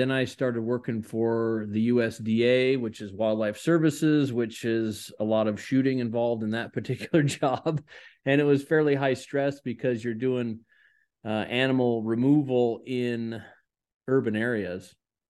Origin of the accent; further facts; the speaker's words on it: Washington, United States; I've born and raised in Washington State in the U.S.